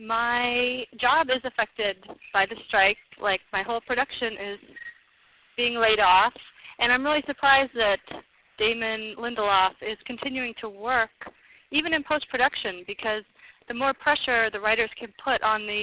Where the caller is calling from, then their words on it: Los Angeles, California, United States; I'm calling from Los Angeles.